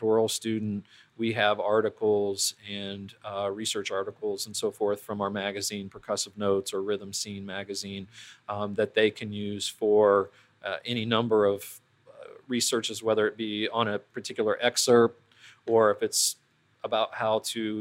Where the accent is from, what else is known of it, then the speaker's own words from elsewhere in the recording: Columbus, Ohio, United States; I grew up in Columbus.